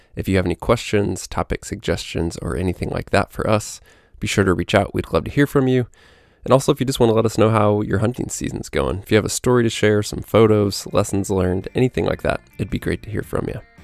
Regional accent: Midwest, United States; moved away; I was from the Midwest.

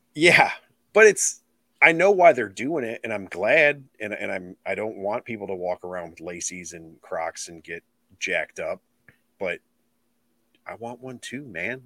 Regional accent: Illinois, United States; I'm from Illinois

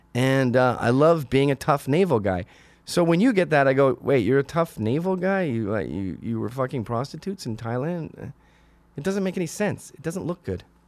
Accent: Canada; also born or lived in Scotland; now in New York, United States; I'm Canadian

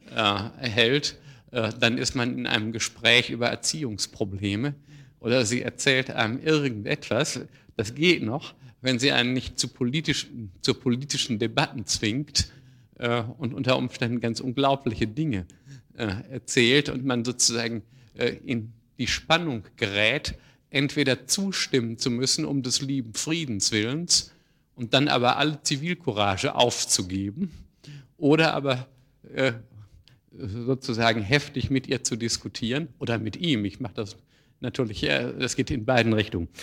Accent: Ruhr area, North Rhine-Westphalia, Germany; In meiner Heimat, im Ruhrgebiet, gab es in meiner Jugend viele äh, Kaninchenzüchtervereine

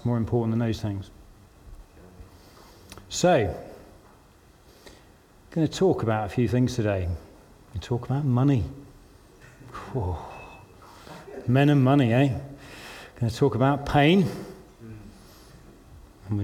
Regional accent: London, United Kingdom; moved away as an adult; also born or lived in Newcastle; I was from London

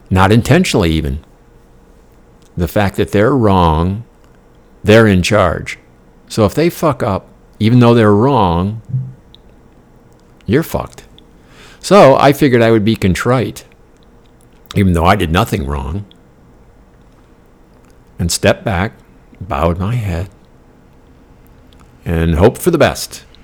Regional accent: Denmark; now in United States; this is all a moot point because my country of origin was Denmark.

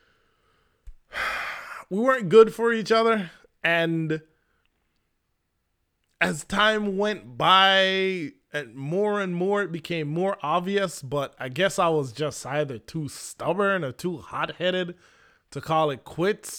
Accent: Jamaica; now in United States; the Jamaican male, which I am

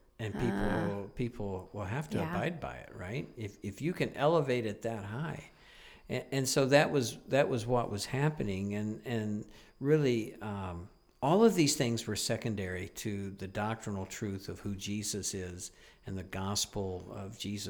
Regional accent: United States; moved away as an adult; now in Niagara, Canada; being an American up here in Canada

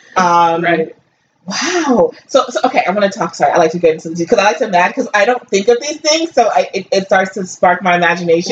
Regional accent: Northeast, United States; me growing up in the Northeast, you know, I grew up mostly with Italians and Jews

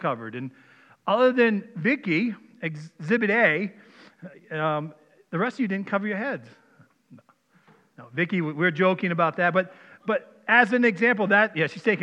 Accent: Maine, United States; born or raised there; accent: Maine; moved away as an adult; now in Minnesota, United States

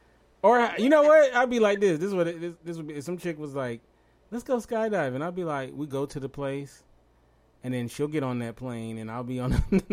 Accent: Los Angeles, California, United States; I'm from Los Angeles.

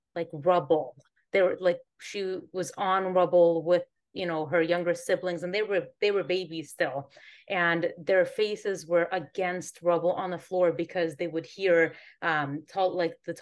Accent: Northern California, United States; moved away as an adult; now in Antigua; I'm originally from California, so Northern California, born and raised

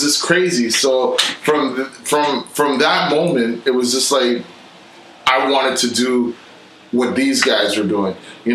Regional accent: New York, United States; also born or lived in Toronto, Canada; we moved to New York. So I did school, and all my schooling was done in New York, and I grew up in New York

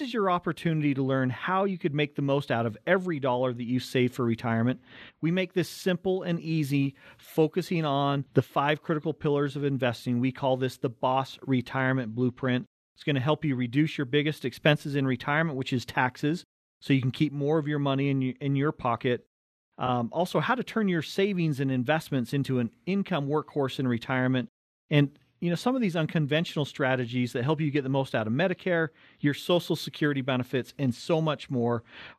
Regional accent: Cottonwood Heights, Utah, United States; we grew up right in Cottonwood Heights, right between Big and Little Cottonwood Canyon.

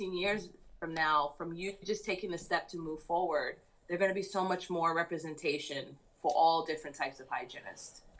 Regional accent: New York City, New York, United States; I grew up in Jamaica, Queens

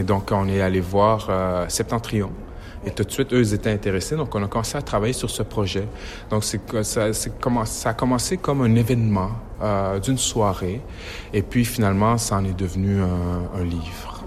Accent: Quebec, Canada; accent: Québécois

